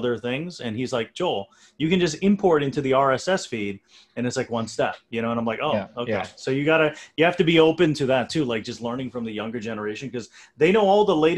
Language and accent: English; India; I'm from India.